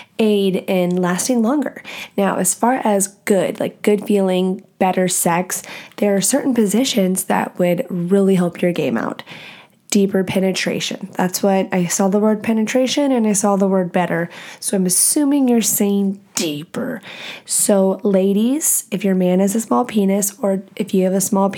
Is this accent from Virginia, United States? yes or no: no; Texas, United States; moved away as an adult; also born or lived in Nashville, Tennessee / Louisiana; now in Washington, United States; I grew up in Texas my whole life